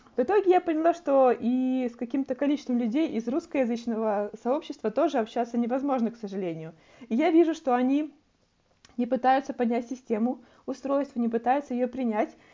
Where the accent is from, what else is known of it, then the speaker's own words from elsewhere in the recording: Belarus; moved away as an adult; now in Toronto, Canada; у нас в Беларуси